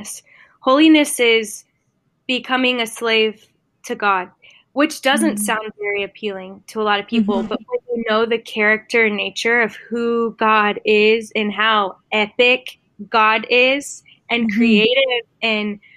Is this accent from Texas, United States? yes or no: yes; Dallas-Fort Worth area, Texas, United States; I live in Texas, born and raised in the Dallas-Fort Worth area.